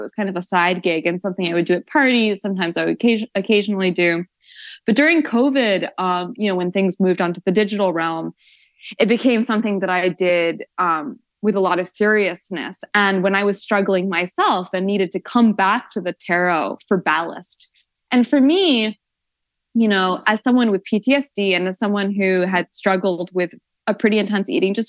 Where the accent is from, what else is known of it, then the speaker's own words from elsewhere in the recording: Woodstock, New York, United States; So I grew up in Woodstock, New York, with a lot of New Age spirituality, a lot of psychics, a lot of tarot readers.